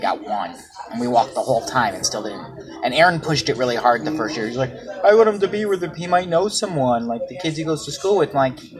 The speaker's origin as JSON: {"language": "English", "town": "Madison", "region": "Ohio", "country": "United States", "tie": "born or raised there", "said": "my hometown in Madison"}